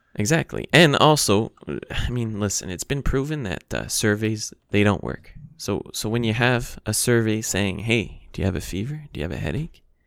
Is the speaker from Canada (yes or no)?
yes; Canada; as a Canadian